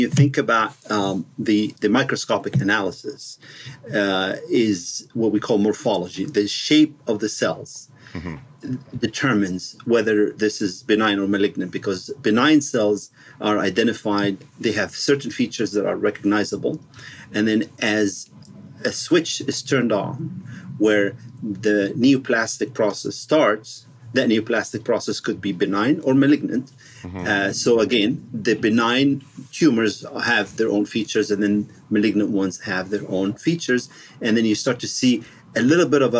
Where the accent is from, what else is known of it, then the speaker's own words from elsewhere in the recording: Egypt; moved away as an adult; also born or lived in Washington, D.C., United States; now in Pasadena, United States; I grew up in Egypt and other countries, and then I went to med school in Cairo University